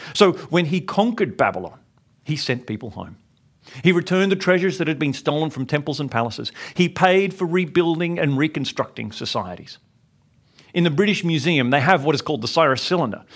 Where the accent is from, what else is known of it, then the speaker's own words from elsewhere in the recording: Sydney, New South Wales, Australia; growing up in Sydney